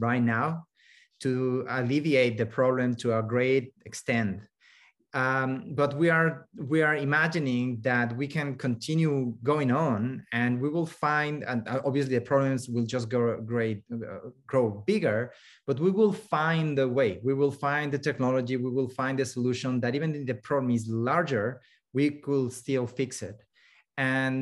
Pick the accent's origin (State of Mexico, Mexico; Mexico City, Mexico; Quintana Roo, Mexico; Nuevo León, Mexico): Mexico City, Mexico; now in Canada; when I was growing up in Mexico City